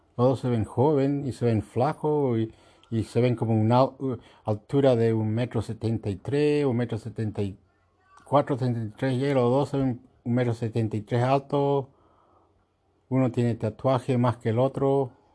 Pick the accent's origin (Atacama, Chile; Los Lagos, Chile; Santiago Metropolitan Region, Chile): Los Lagos, Chile; Chiloé; now in Australia; yo vivo yo nací en Chiloé